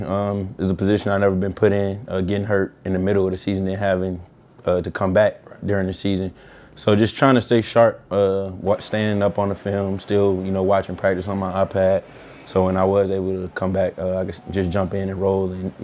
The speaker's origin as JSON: {"language": "English", "town": "Atlanta", "region": "Georgia", "country": "United States", "moved": "yes", "said": "I'm from Atlanta"}